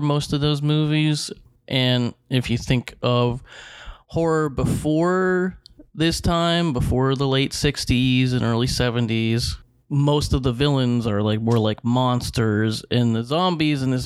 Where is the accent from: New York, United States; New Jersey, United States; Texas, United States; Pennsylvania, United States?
Pennsylvania, United States; Pittsburgh; Yeah, we're from the South Hills.